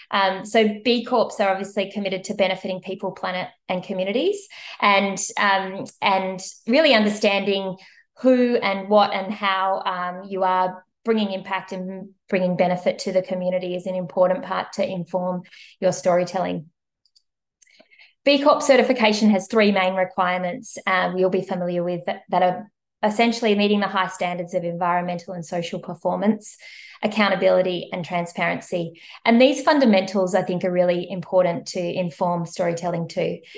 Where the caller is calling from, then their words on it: Melbourne, Victoria, Australia; I'm joining you from Naarm, Melbourne, Australia, and Wurundjeri country.